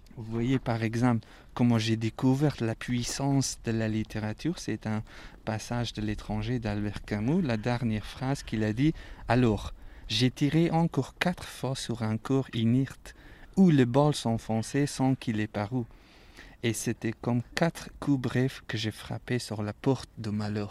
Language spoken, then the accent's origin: French; Afghanistan; French is a second language; moved away as an adult; now in Paris, France